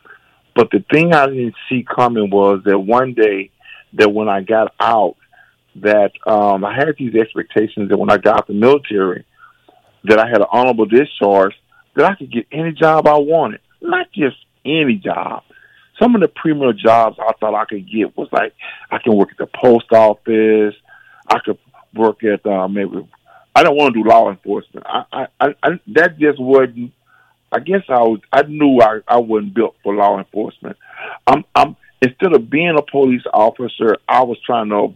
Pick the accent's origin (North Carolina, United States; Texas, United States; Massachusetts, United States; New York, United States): Texas, United States; Texarkana; moved away as an adult; also born or lived in San Francisco, California; born and raised in Texarkana, Texas